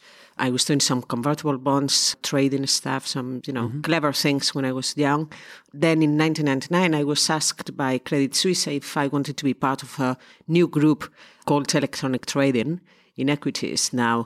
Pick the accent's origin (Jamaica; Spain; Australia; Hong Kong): Spain; English is a second language; moved away as an adult; now in London, United Kingdom; I'm originally from Spain. I came to London 25 years ago. I did the usual thing that Spanish people